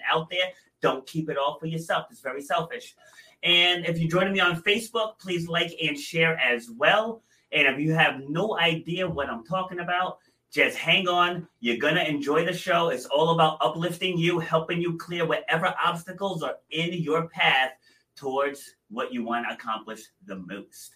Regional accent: New England, United States; accent: New England; also born or lived in Rhode Island; I'm in Rhode Island, so you know, us New Englanders

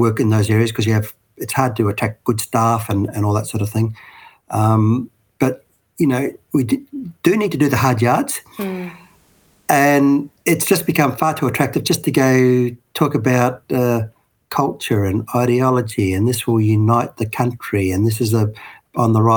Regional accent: Australia; I'm an Aussie living in a modern world, modern home

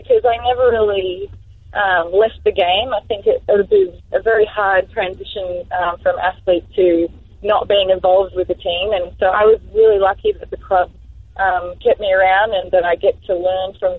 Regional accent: Australia; in our programs in Australia

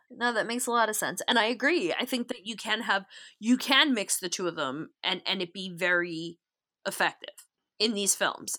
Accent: New York, United States; accent: New York; practically intolerable New York accent

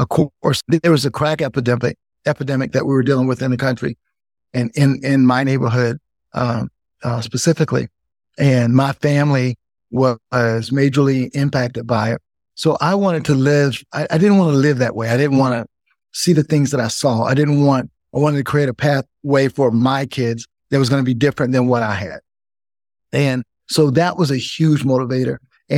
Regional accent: South Carolina, United States; moved away; also born or lived in San Francisco; we moved from South Carolina and moved to San Francisco

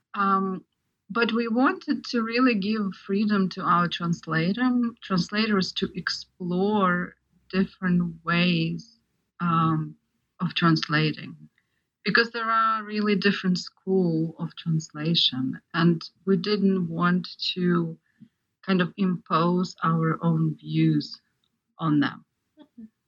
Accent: Ukraine; moved away; I'm actually an example of of um, Ukrainian, partly Ukrainian audience because I grew up in Ukraine

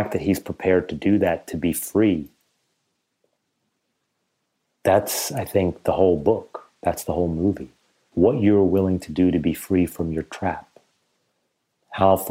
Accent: United States; I'm Iranian and don't quite belong in America, but because I was raised in America, I don't really belong as an Iranian

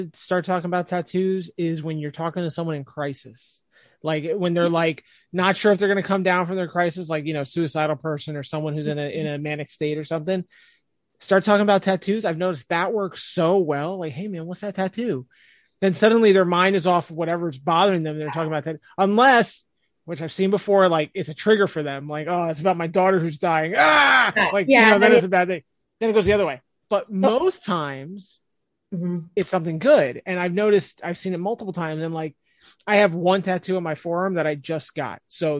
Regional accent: New Jersey, United States; I'm from Jersey and I don't really have a Jersey accent

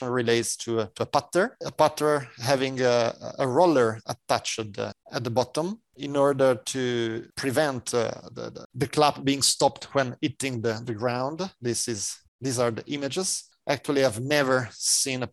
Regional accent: Italy

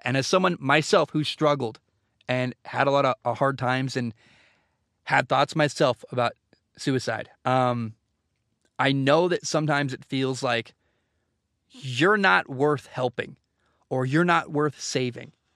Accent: Oregon, United States; also born or lived in Washington; I grew up in Oregon

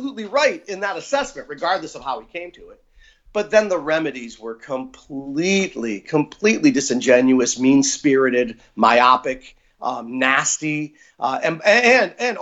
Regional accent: Pennsylvania, United States; the places where we grew up in Pennsylvania

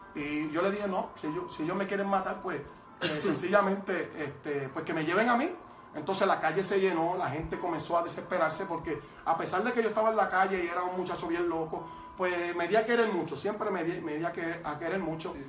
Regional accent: Toa Baja, Puerto Rico; Yo soy de Tuabaja, ¿verdad? El pueblo de Tuabaja

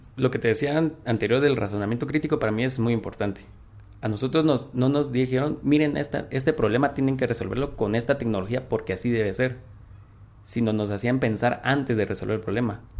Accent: Quetzaltenango, Guatemala; soy de Shela, tengo 22 años.

